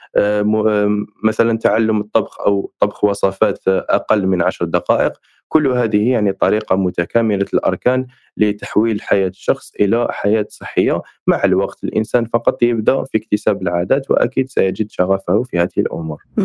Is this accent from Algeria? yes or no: yes; Algeria; عندنا في الجزائر